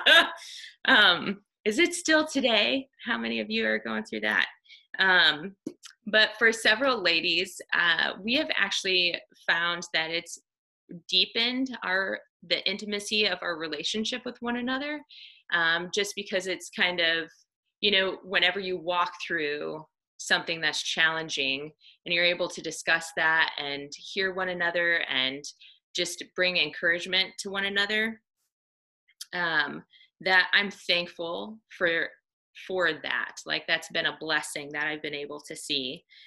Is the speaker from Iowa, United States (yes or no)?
yes; Iowa, United States; I grew up in Iowa on a dairy farm